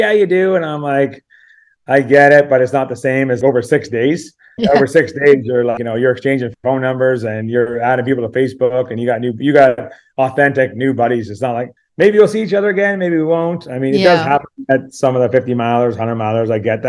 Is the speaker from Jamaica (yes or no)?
no; Canmore, Alberta, Canada; You're like, I'm from Orangeville. Where are you from? I'm from Canmore.